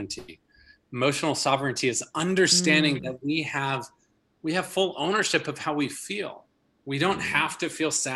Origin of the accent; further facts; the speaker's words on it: a suburban town outside of Minneapolis, Minnesota, United States; a boy growing up in Minnesota in a family of 8 kids, you know, in this little suburban town outside of Minneapolis